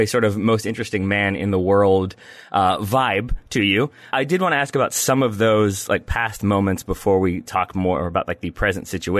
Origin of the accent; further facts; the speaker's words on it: Richmond, Virginia, United States; the Richmond Kickers, which is my hometown, hometown club